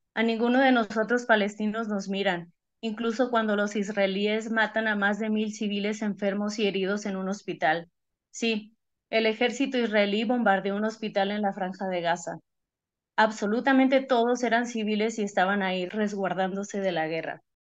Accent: Tijuana, Baja California, Mexico; yo soy de Tijuana

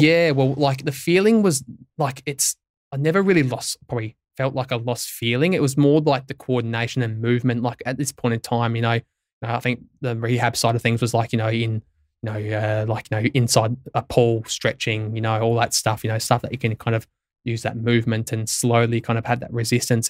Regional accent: Tintinara, South Australia, Australia; growing up in Tintin Arrow, which has probably population of maybe three hundred if at best

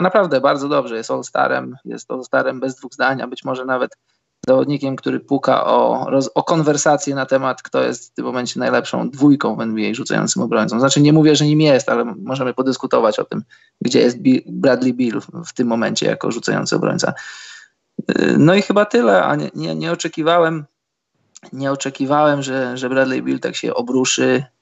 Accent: Poland; jesteśmy z Polski

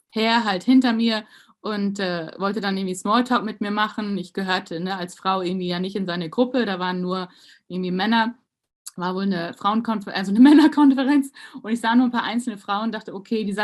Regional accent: Germany; dass wir als Deutsche, also ging so alle Emotionen so in mir

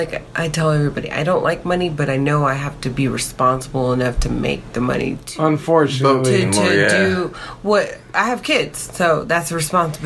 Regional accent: Texas, United States; we're all from Texas and we're all proud to be from Texas.

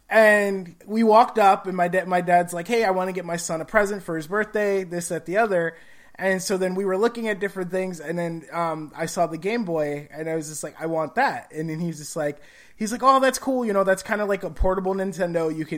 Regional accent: Gary, Indiana, United States; because I grew up in Gary, Indiana, so it was like roughly an hour and a half to hour, 45-minute trip to the hospital and back by car.

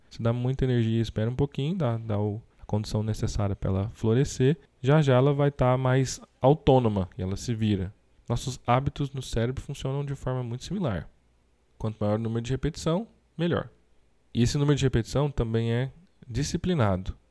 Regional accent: Brazil; temos como brasileiros

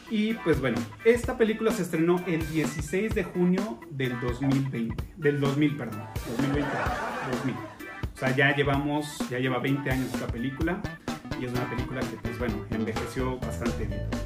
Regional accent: Mexico; Digo, lo conocemos todo el mundo o, o, como mexicanos lo conocemos.

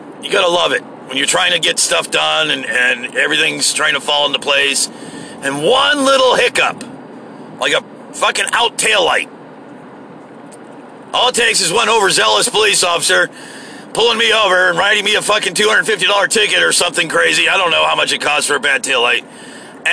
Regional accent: United States; as an American

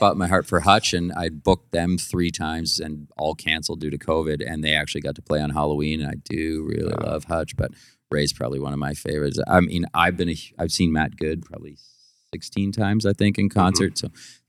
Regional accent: Orillia, Ontario, Canada; I grew up in Aurelia, like Aurelia was, I don't know, maybe 18 or 20,000 people.

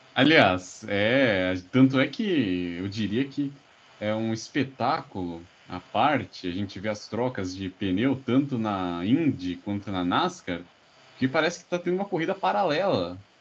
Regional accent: Brazil; nós como brasileiros

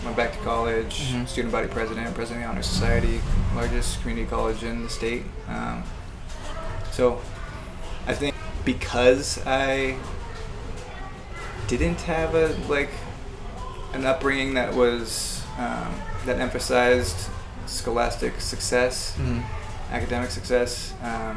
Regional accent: Kirkland, Redmond, Orcas Island, Washington, United States; now in Seattle, United States; growing up in Kirkland Redmond

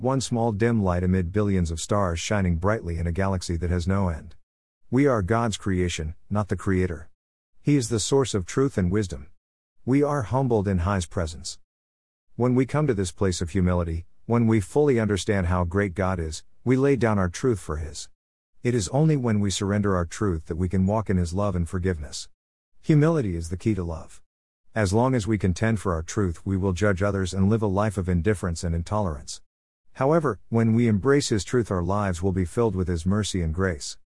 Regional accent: Southern California, United States; now in Texas, United States; I grew up in Southern California in the land of smoggy skies and city lights.

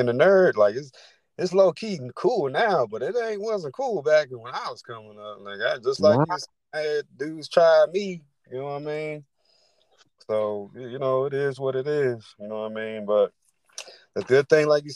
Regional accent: Washington, District of Columbia, United States; I'm from the DC area.

